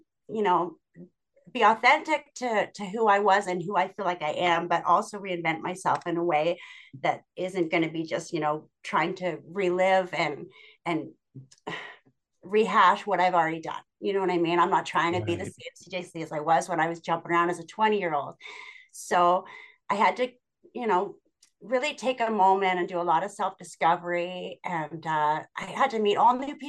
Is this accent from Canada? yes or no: yes; Hamilton, Ontario, Canada; also born or lived in Toronto; born and raised here in Hamilton